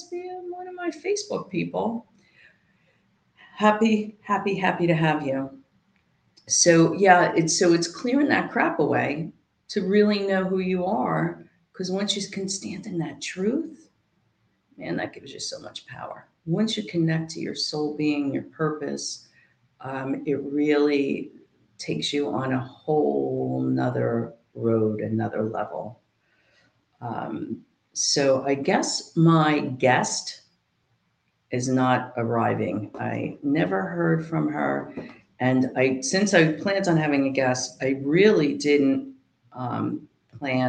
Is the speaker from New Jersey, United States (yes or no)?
yes; New Jersey, United States; also born or lived in South Carolina; now in Norfolk, United States; I'm from Jersey